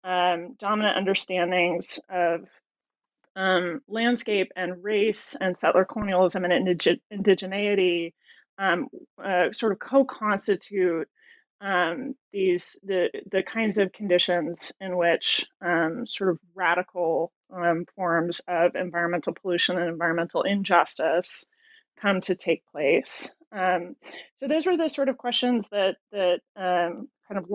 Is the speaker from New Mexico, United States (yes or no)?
yes; Albuquerque, New Mexico, United States; moved away; I am originally from Albuquerque, New Mexico